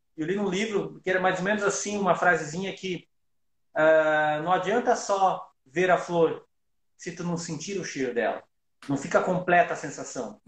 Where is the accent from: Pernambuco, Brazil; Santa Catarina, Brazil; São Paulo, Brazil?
Santa Catarina, Brazil; Joaçaba; eu nasci em Joaçaba